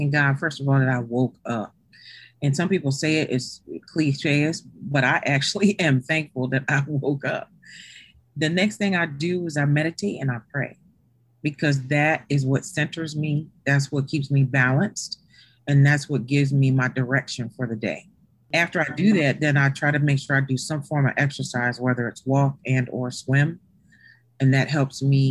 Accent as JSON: {"language": "English", "town": "Cambridge", "region": "Maryland", "country": "United States", "tie": "born or raised there", "moved": "yes", "lives_now": "Claymont, United States", "said": "I'm actually from the Eastern Shore of Maryland"}